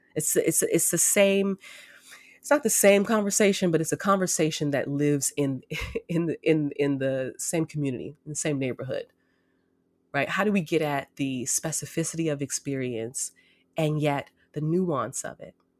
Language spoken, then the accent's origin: English; United States; I'm an American Black woman.